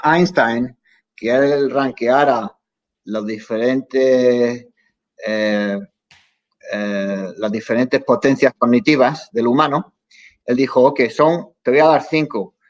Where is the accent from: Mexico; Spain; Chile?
Spain; now in Los Angeles, United States; somos los españoles